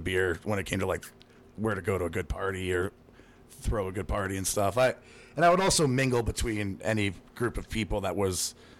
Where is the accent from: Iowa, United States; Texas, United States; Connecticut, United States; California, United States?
Connecticut, United States; Shelton; also born or lived in Long Island, New York; I grew up here in Shelton where we're recording the podcast